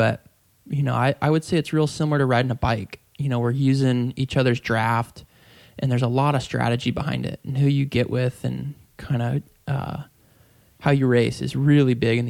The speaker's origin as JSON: {"language": "English", "town": "San Diego", "region": "California", "country": "United States", "tie": "born or raised there", "said": "I grew up in Point Loma, which is a small area just right there at the point by San Diego Bay."}